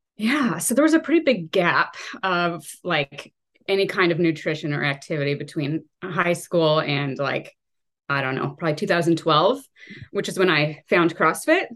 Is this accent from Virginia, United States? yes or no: no; Walla Walla, Washington, United States; I was born and raised in Walla Walla, um, so obviously I'm still here